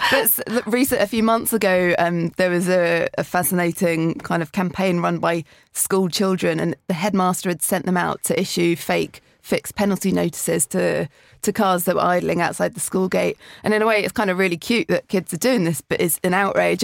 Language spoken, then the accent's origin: English; London, United Kingdom; grew up in West London